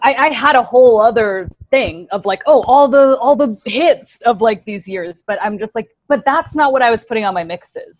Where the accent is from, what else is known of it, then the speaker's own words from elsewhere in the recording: Woodbridge, Virginia, United States; I'm from Northern Virginia, a place called Woodbridge, Virginia, kind of outside of Washington, D.C.